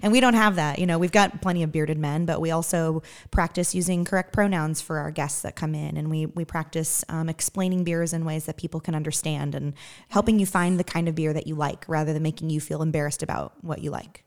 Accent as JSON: {"language": "English", "region": "Western Massachusetts", "country": "United States", "moved": "as an adult", "lives_now": "Evansville, United States", "said": "I'm originally from Western Massachusetts"}